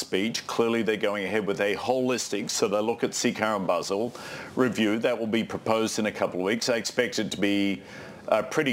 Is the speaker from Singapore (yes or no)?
no; Australia; moved away; I'm Australian